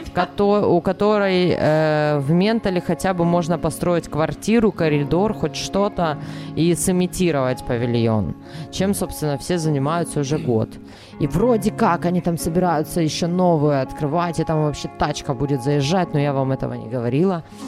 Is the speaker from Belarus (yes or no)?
yes; Belarus; moved away as an adult; also born or lived in Sakhalin, Russia; now in Kharkiv, Ukraine; Я выросла в маленьком городе вообще